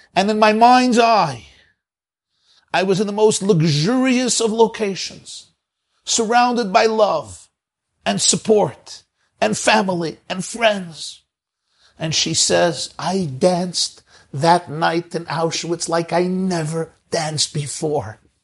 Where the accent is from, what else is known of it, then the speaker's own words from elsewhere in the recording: New York City, New York, United States; I grew up in Brooklyn, New York, so we don't have a Kruger Nationals Park there